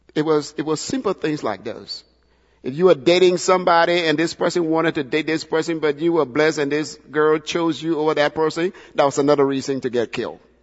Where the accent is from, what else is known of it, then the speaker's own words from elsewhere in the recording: Liberia; now in United States; my home country, Liberia